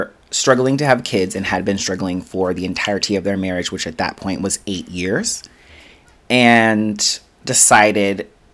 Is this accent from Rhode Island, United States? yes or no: no; Denver, Colorado, United States; I grew up in Denver, Colorado. So I was born in Denver, Colorado.